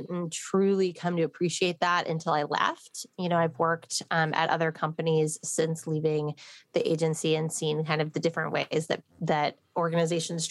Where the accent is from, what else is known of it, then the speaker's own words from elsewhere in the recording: Midwest, United States; I'm from the Midwest